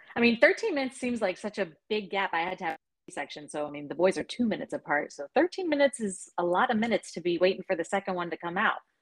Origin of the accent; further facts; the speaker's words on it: Alexandria, Virginia, United States; also born or lived in United Kingdom; Right here in Alexandria, born and born and bred